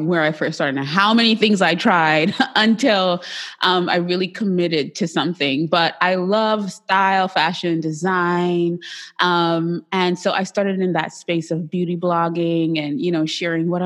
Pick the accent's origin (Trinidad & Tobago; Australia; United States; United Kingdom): Trinidad & Tobago; I'm Trinidadian